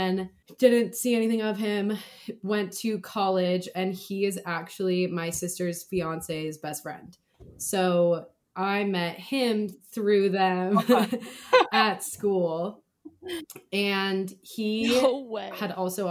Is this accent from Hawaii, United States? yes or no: yes; Kauai, Hawaii, United States; moved away; we're both from Kauai.